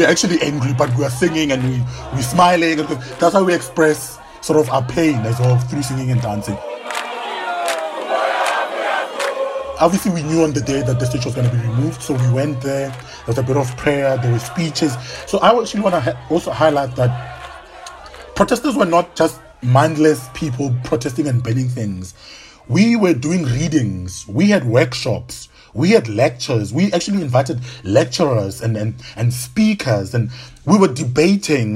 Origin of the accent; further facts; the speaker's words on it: Pretoria, Gauteng, South Africa; moved away as an adult; now in Cape Town, South Africa; So I'm South African, born and bred in Pretoria